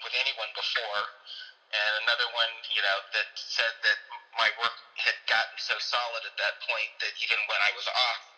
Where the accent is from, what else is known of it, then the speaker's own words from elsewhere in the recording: Beverly Hills, California, United States; growing up in Beverly Hills, being two black kids in our whole grade